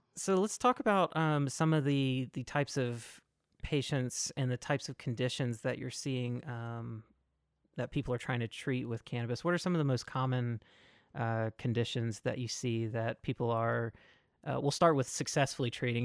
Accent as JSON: {"language": "English", "region": "Mississippi", "country": "United States", "moved": "yes", "said": "I'm originally from Mississippi"}